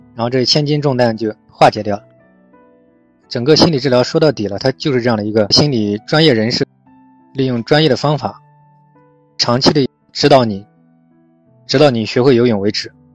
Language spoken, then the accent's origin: Chinese; China; 我们中国人嘛，就是这样，一个心理咨询也比较落后